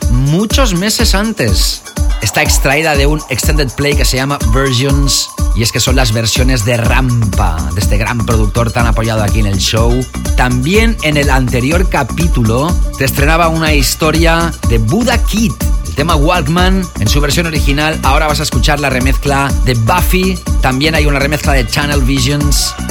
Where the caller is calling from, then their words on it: Girona, Catalonia, Spain; de Girona.